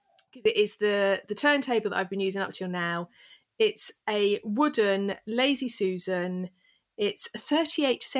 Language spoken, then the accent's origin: English; England, United Kingdom; I'm English.